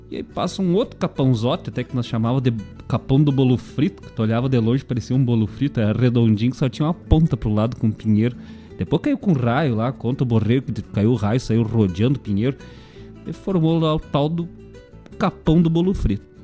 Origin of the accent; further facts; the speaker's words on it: Bom Jesus, Rio Grande do Sul, Brazil; de que é como me chamavam lá, né? Quando era criança, lá em Bom Jesus.